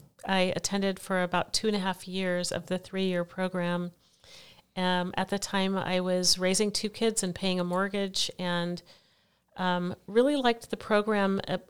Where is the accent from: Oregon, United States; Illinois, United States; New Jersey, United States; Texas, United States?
Oregon, United States; Portland; also born or lived in Eugene / Venezuela / Mexico / Washington, D.C.; I was born here in Portland, Oregon, spent my early years here in Portland and Eugene, Oregon, Venezuela, Mexico, Washington, D.C. So my family moved around a lot.